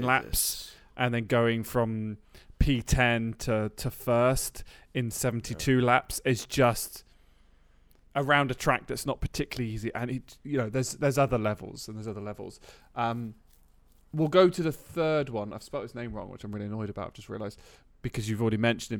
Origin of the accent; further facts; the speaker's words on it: United Kingdom; I'm British